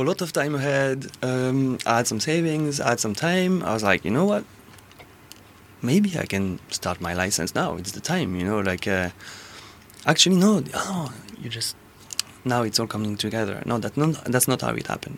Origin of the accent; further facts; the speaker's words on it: Corsica, France; moved away; I am from France, originally from Corsica